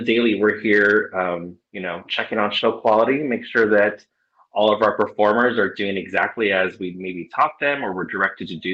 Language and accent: English; Southern California, United States; also born or lived in Orange County, California; I've been born and raised in Southern California all of my life.